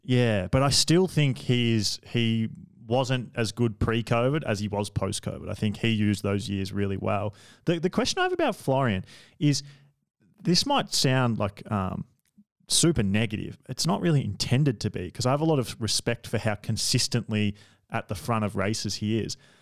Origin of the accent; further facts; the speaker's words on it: Australia; I'm Australian